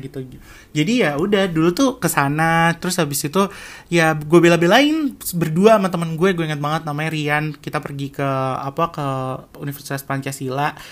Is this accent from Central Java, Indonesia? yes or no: no; Jakarta, Indonesia; moved away as an adult; also born or lived in Depok; now in Kuala Lumpur, Malaysia; gue lahir di Jakarta